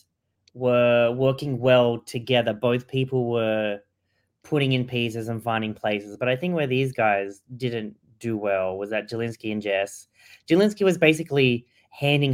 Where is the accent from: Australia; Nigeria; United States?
Australia; as an Australian